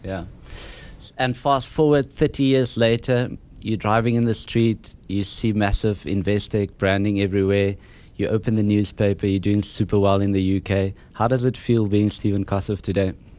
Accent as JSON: {"language": "English", "area": "Harrismith", "region": "Free State", "country": "South Africa", "said": "I'm from Harry Smith"}